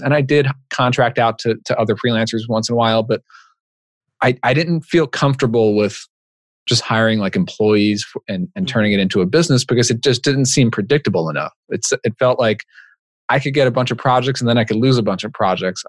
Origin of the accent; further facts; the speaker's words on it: Long Island, New York, United States; now in New Haven area, Connecticut, United States; I grew up in Long Island, New York, so I'm a Mets fan